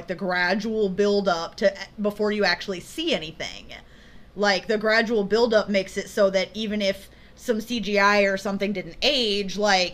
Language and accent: English; Indiana, United States; growing up in Indiana